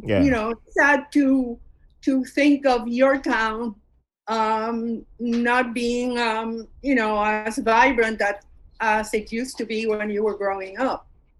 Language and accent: English; Puerto Rico; I was born in Puerto Rico.